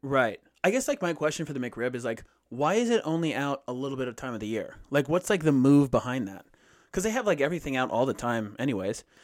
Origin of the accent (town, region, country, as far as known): United States